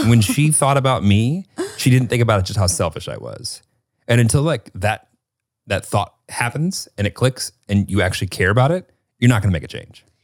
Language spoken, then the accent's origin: English; Northern Illinois, United States; growing up in Northern Illinois